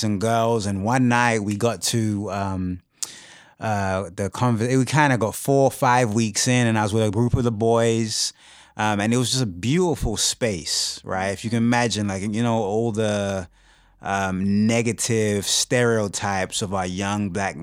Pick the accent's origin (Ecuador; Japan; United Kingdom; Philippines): United Kingdom; moved away as an adult; now in Kansas City, United States; originally from the UK. Moved to the States in 2005.